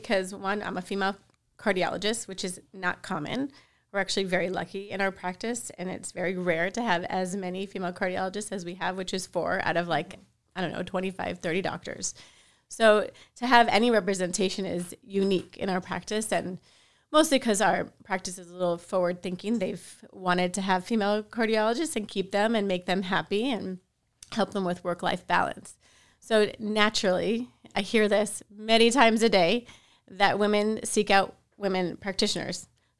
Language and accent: English; Miami, Florida, United States; I am from Miami, so I am lucky enough to practice where close by to where I live